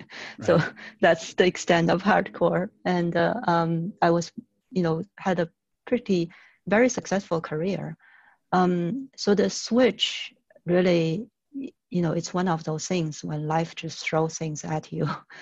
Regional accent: China; moved away as an adult; I'm a native Chinese. I was born in China and came to the West at 22 after college to pursue my career as a scientist

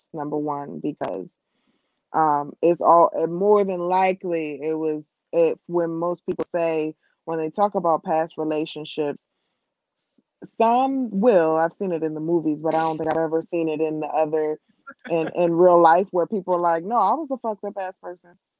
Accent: New Jersey, United States; I was from Jersey

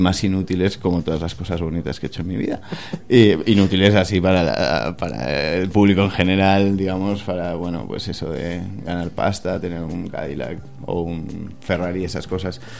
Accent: Barcelona, Catalonia, Spain; also born or lived in Madrid; Yo he crecido en Barcelona, a pesar de que nací en Madrid

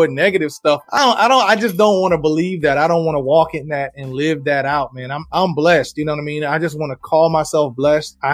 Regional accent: Richmond, Virginia, United States; I'm from Richmond, Virginia, born and raised here in Richmond, Virginia

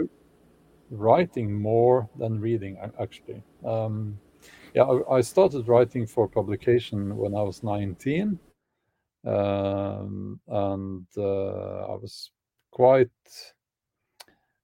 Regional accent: Oslo, Norway; I grew up actually in Oslo, the capital of Norway, but that was in the suburbs

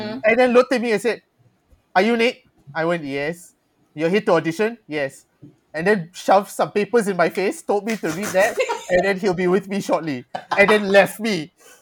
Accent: Malaysia; I am half white and half Chinese. Born and raised in Malaysia, proudly Malaysian

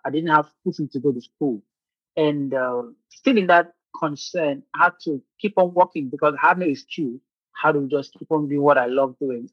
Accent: Nigeria; moved away as an adult; now in Ukraine; I'm a Nigerian medical illustrator

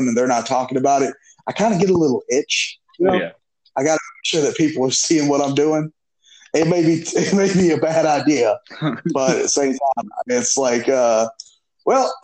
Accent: South Georgia, United States; we're all from South Georgia

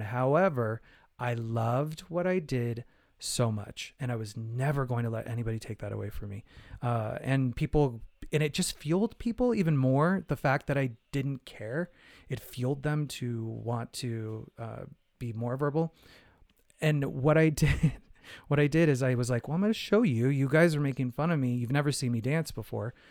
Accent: Phoenix, Arizona, United States; I'm from Phoenix, Arizona, I, you know, I grew up in, like, you know, eighties, nineties in Arizona.

